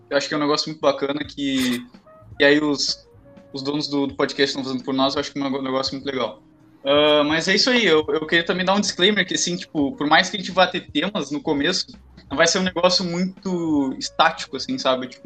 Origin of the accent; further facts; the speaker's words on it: Pelotas, Rio Grande do Sul, Brazil; E eu sou do Rio Grande do Sul e o Lima é do Norte.